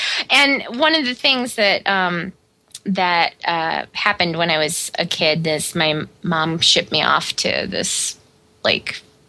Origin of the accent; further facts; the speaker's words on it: Omaha, Nebraska, United States; now in Chicago area, United States; I grew up in Omaha, Nebraska